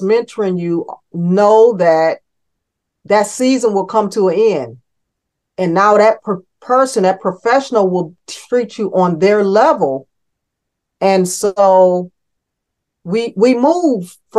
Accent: Cleveland, Ohio, United States; now in Raleigh, United States; I'm that kid from Cleveland

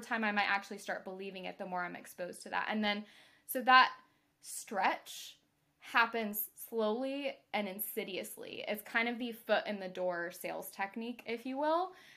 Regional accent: Mississippi, United States; I'm from Mississippi

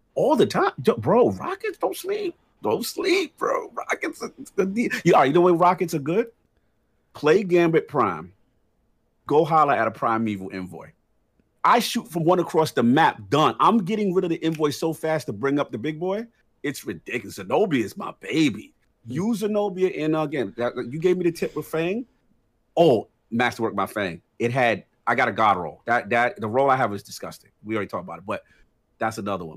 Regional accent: New York, United States; New York City, my home state

